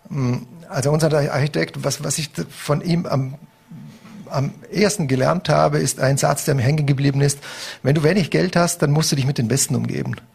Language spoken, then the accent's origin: German; Vorarlberg, Austria; aber ich bin, ich bin Österreicher, ich bin Vorarlberger, ich, ich wohne hier, mein Lebensmittelpunkt ist hier